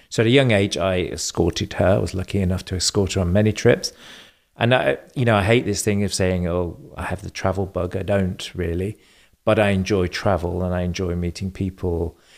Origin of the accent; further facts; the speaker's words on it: England, United Kingdom; born there; accent: slight German; also born or lived in Germany; Um, I was born in England. Um, I spent 10 years living in Germany, so I have a slight German accent.